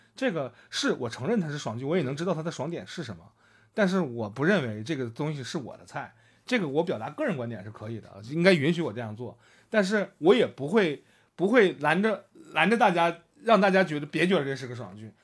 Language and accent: Chinese; Northeast China, China; accent: Northeastern Mandarin; 我们东北话